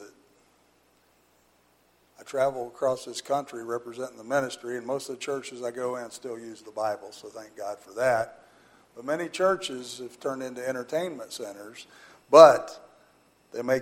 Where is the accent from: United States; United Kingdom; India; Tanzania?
United States; Butlerville; I grew up in Butlerville. We went to First Baptist Church at Rochester